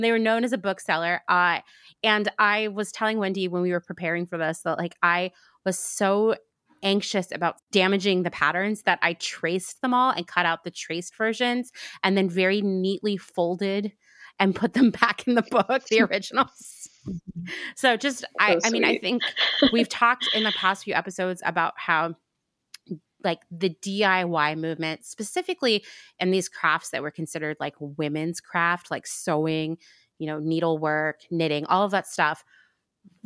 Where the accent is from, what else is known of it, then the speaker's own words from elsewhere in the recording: Pennsylvania, United States; I grew up in Pennsylvania